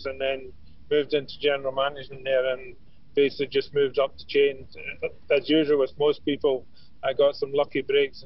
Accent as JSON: {"language": "English", "town": "Glasgow", "region": "Scotland", "country": "United Kingdom", "moved": "as an adult", "lives_now": "Ireland", "said": "I'm from Glasgow. I came over for a 2-week holiday to Ireland about 40 years ago"}